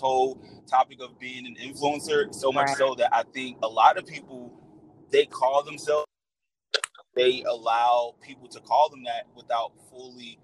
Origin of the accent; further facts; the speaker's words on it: Newark, New Jersey, United States; moved away as an adult; now in Atlanta, United States; I am from Newark, New Jersey. I currently live in Atlanta